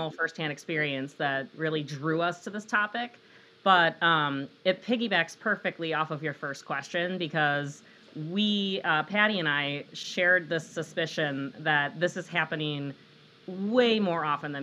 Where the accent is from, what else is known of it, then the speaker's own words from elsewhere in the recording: Downers Grove, Illinois, United States; I was born and raised in a town called Downers Grove, Illinois